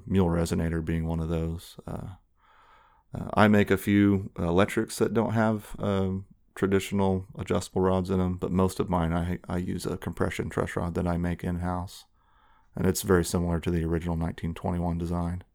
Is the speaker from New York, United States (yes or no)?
no; Tulsa, Oklahoma, United States; moved away as an adult; I grew up in West Tulsa, off of Charles Page and forty-eighth. Um, so I'm, uh, definitely a Tulsa native